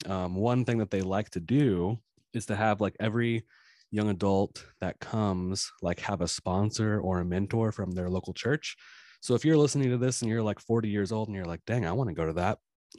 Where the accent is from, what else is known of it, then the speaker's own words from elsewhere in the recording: Friendswood, Texas, United States; your uncle David is the pastor at the church that I grew up in Friendswood, Texas.